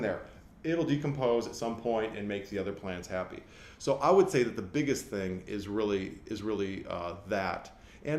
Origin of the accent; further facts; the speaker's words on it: Michigan, United States; moved away as an adult; now in Los Angeles, United States; I grew up in this kind of environment. I mean, we didn't have big gardens, but I was a hillbilly from Michigan